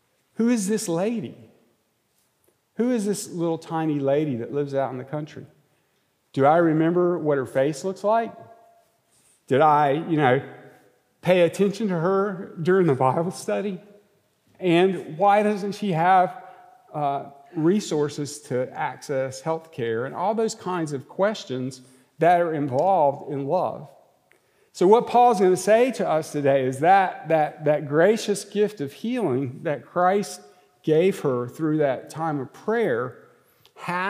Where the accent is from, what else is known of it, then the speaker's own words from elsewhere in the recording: Monroe, North Carolina, United States; I'm from Monroe, North Carolina